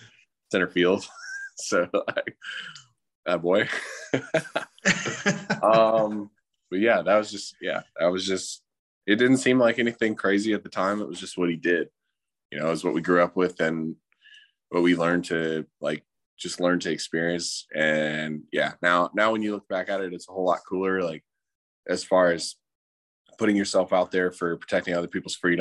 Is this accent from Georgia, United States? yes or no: yes; Atlanta, Georgia, United States; also born or lived in Virginia Beach, Virginia / Newport, Rhode Island; I was born in Virginia Beach and then we moved to Atlanta in 2001, September 11th, 2001, we moved into our house